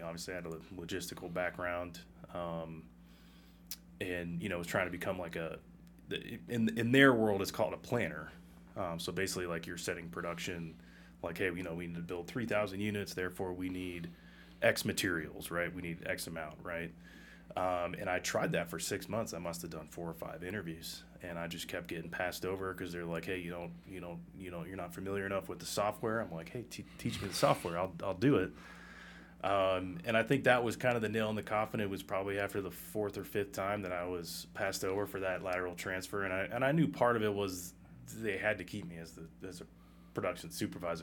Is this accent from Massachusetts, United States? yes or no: yes; Massachusetts, United States; moved away as an adult; also born or lived in Colorado / New York / Virginia / Minnesota; I'm from Massachusetts originally, and outside of that, I've been in Colorado, New York, Virginia